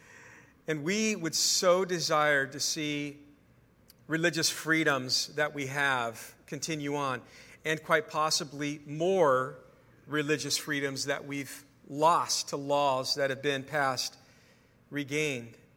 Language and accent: English; California, United States; I'm a California guy